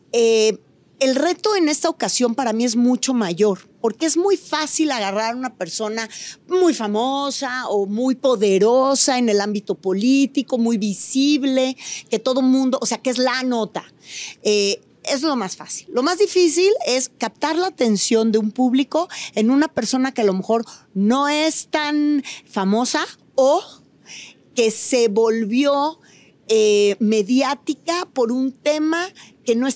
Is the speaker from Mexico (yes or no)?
yes; Mexico; cómo somos discriminadores los mexicanos de nuestras propias comunidades indígenas.